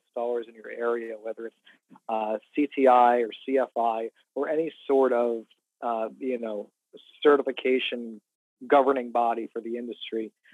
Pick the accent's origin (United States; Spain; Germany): United States; Jersey Shore, New Jersey; I'm from the Jersey Shore. I live in South Jersey.